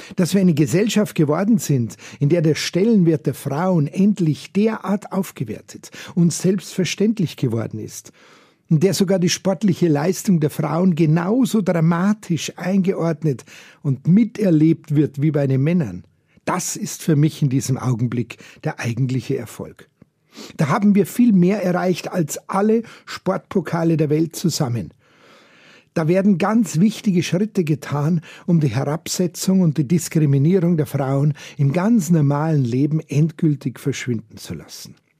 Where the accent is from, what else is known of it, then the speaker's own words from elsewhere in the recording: Bavaria, Germany; bei uns in Bayern